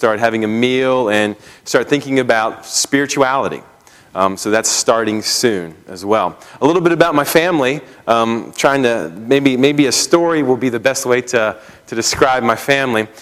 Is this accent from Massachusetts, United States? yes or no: no; just outside of Baltimore, Maryland, United States; moved away as an adult; also born or lived in Pennsylvania / St. Louis / Missouri / Minnesota; I grew up in Maryland, just outside of Baltimore